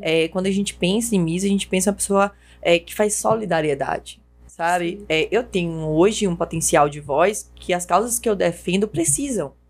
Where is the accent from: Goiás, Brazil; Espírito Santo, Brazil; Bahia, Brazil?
Bahia, Brazil; Cruz das Almas; não tinha municipal na minha cidade, né? Como eu sou de Cruz das Almas